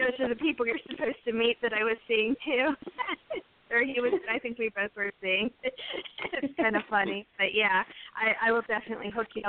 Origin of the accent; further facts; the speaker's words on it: Pittsburgh, Pennsylvania, United States; moved away; I'm originally from Pittsburgh and area